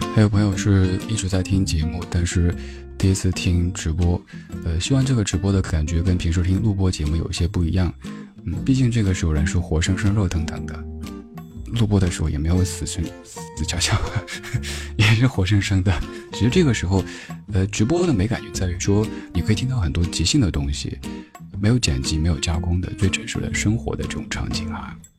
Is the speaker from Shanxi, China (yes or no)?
no; Sichuan, China; 我们四川人，有些朋友就是前后鼻音不分